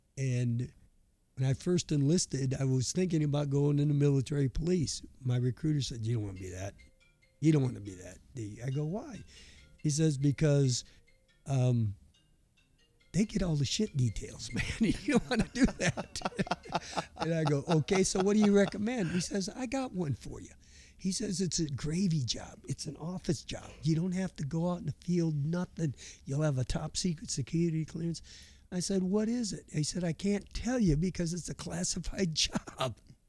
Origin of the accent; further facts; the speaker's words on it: Burlington, Wisconsin, United States; now in Kansas, United States; Down in the southeast part, down near a town called Burlington, Wisconsin